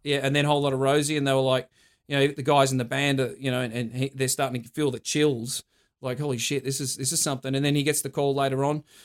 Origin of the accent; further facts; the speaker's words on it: Australia; we're from Australia.